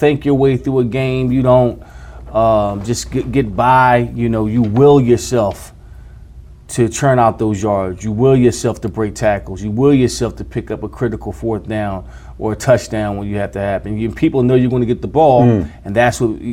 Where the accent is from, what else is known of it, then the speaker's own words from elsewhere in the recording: Philadelphia, Pennsylvania, United States; as a child growing up in Philadelphia